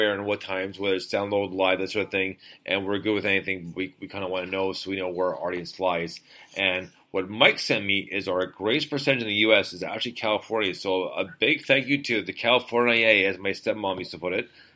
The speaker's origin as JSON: {"language": "English", "country": "Canada", "said": "Canada, guys, you're my home country."}